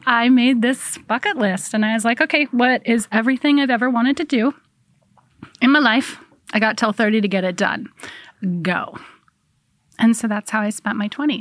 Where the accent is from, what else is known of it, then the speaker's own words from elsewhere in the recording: Portland, Oregon, United States; moved away as an adult; also born or lived in Spokane, Washington / England; Powell's Books was my refuge when I was a child.